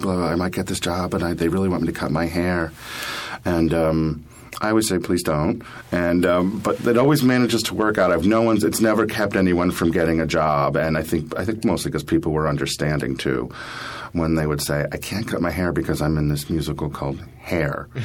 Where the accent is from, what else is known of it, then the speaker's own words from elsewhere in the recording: Allentown, Pennsylvania, United States; moved away as an adult; now in New York City, United States; I'm from Allentown, Pennsylvania originally